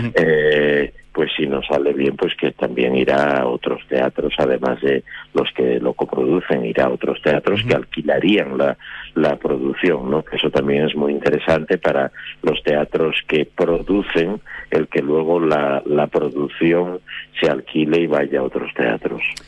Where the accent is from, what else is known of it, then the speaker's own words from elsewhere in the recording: Oviedo, Asturias, Spain; yo soy de Oviedo, yo nací en Oviedo y debuté en Oviedo hace mucho tiempo